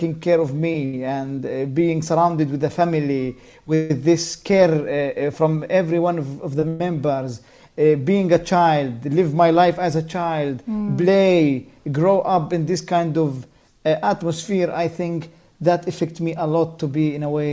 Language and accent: English; Jenin, West Bank, Palestine; as a child growing up in Jenin camp